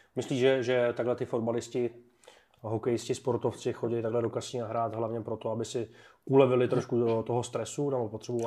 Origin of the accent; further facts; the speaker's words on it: Czechia; já jsem Čech